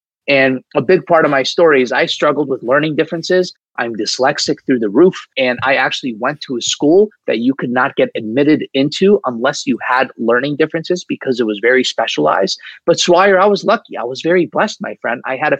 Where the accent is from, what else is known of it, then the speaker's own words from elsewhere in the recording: Saudi Arabia; And I actually grew up in the Middle East. I grew up in Saudi Arabia, believe it or not, in this melting pot of culture.